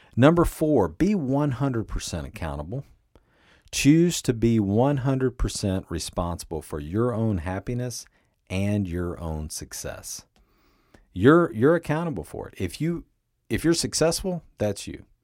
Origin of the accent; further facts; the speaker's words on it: Kentucky, United States; moved away; my hometown in Kentucky